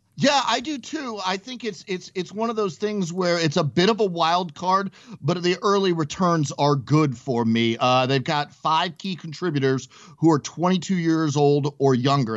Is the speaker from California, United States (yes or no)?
yes; Mission Viejo, California, United States; moved away; I grew up in Mission Viejo when I was really young. I lived out there